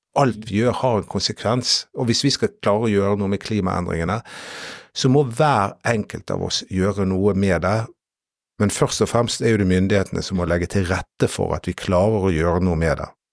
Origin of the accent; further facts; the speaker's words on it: Norway; jeg er nordmann